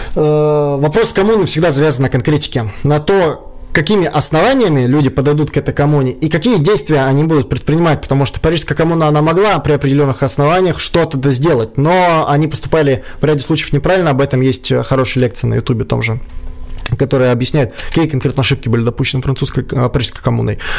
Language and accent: Russian; Kyiv, Ukraine; moved away as an adult; now in Saint Petersburg, Russia; я сам из Украины. Там, я до 20 лет жил в Киеве.